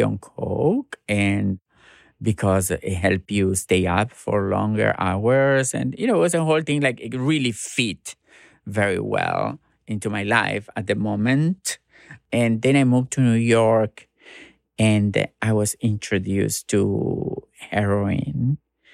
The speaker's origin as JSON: {"language": "English", "town": "Gálvez", "region": "Santa Fe", "country": "Argentina", "also_born_or_lived": "Rosario, Argentina", "second_language": "English", "moved": "as an adult", "lives_now": "United States", "said": "when I moved from Galvez to Rosario, I found trans people and I realized that I'm trans"}